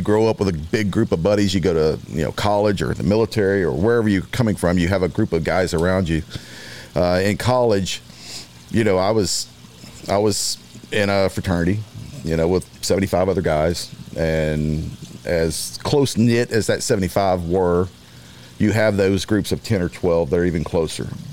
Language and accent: English; Beaumont, Texas, United States; also born or lived in Louisiana; I grew up in Beaumont, Texas. Graduated from high school there.